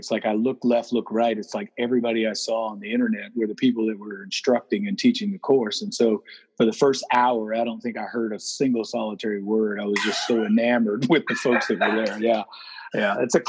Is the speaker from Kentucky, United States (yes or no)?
no; Atlanta, Georgia, United States; also born or lived in Marietta, Georgia; I born and raised in Atlanta, Georgia. Moved to Marietta when I was 10. Went to high school here. Went to the University of Georgia.